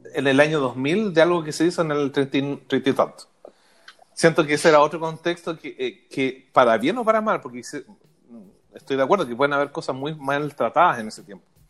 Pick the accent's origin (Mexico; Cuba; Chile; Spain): Chile; como chilenos